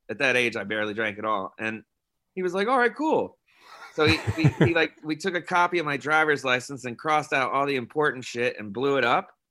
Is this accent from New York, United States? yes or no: yes; New York, United States; moved away as an adult; now in San Francisco, United States; I moved here from New York. So I was like three thousand miles from where I grew up